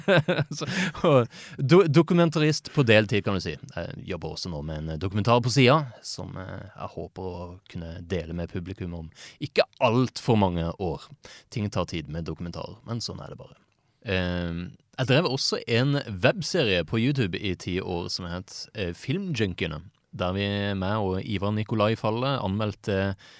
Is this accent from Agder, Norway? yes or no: yes; Kristiansand, Agder, Norway; jeg er jo fra Kristiansand